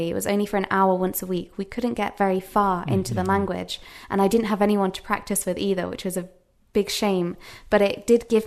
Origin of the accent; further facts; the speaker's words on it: England, United Kingdom; first language English; also born or lived in United States; Um, so, of course, I'm from England, so my native language is English. Uh, when I was nine years old, I actually moved to America for, because of my father's work.